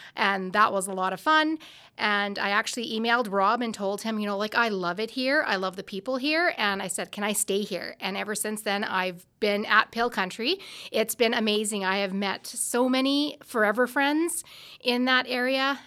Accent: Stoughton, Saskatchewan, Canada; I'm from Stoughton, Saskatchewan

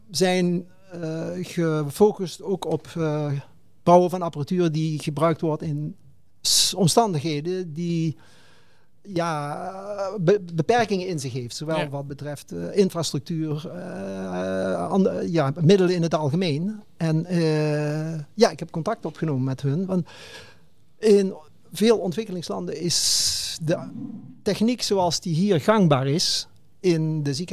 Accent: Limburg, Netherlands; ik, kom, ik ben Limburger. En eh, van een vrij groot gezin.

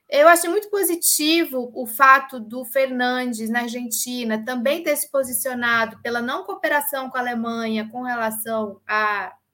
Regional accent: Russia; não sei se é porque eu sou russa, mas, por exemplo, a Crimeia, desde o século XVIII, é russa

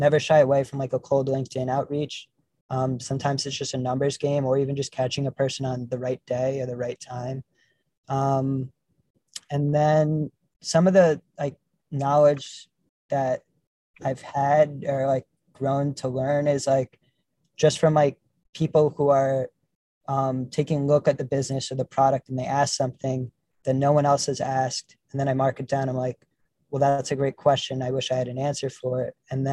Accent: New York, United States; growing up in New York

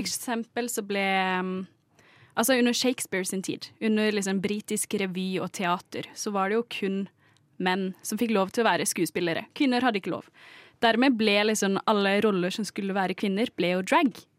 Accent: Kristiansand, Agder, Norway; Nå er jeg fra Kristiansand

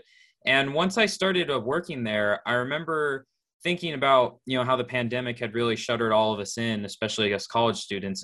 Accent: Southern California, United States; Born and raised in Southern California, lived here my entire life

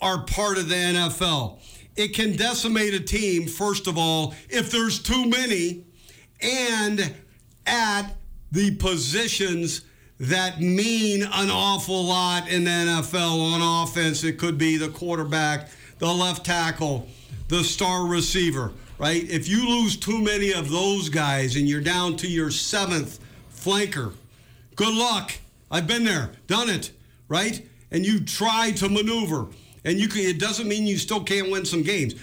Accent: Edmond, Oklahoma, United States; I was born in Edmond.

